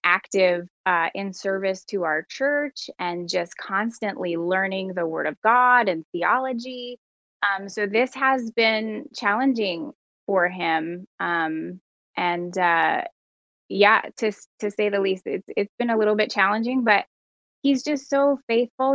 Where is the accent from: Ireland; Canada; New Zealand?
Canada; as a Canadian